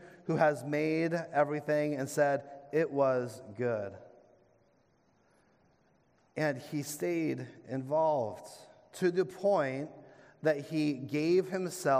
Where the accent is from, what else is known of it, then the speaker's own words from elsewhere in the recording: New England, United States; as fellow New Englanders